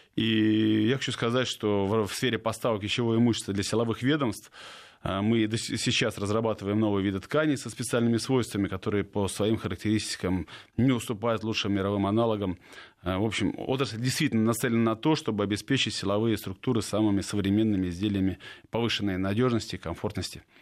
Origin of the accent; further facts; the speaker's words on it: Saint Petersburg, Russia; губернатор моего родного города Георгий Сергеевич Полтавченко